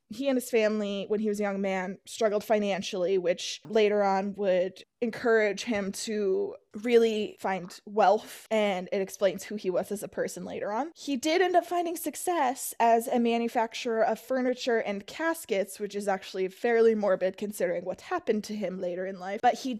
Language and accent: English; Massachusetts, United States; as I grew up in Massachusetts, it's always been a source of fascination for me.